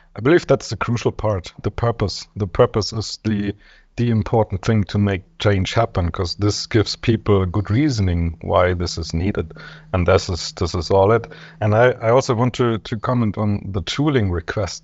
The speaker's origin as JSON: {"language": "English", "country": "Germany", "said": "I'm from Germany"}